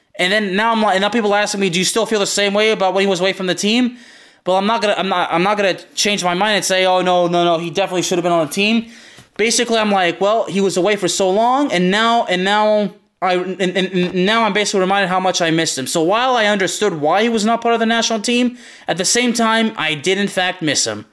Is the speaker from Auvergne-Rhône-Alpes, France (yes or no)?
yes; Lyon, Auvergne-Rhône-Alpes, France; We're both from Lyon